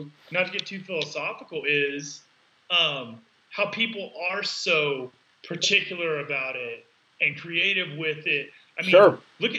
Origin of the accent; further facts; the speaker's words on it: Texas, United States; I grew up in Texas. I call it the South. Some people don't. But I grew up in the South. We eat for sport.